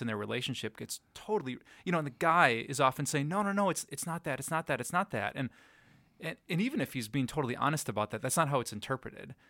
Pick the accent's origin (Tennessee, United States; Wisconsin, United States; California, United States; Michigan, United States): Wisconsin, United States; Green Bay; also born or lived in Sheboygan, Wisconsin / Madison, Wisconsin; now in Appleton, United States; when I was two, we moved to Green Bay, so that was really hometown for me.